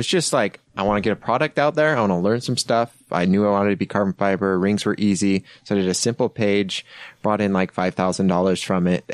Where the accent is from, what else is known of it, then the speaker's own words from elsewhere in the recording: Heber City, Utah, United States; also born or lived in Bountiful, Utah; born in Bountiful, moved to Heber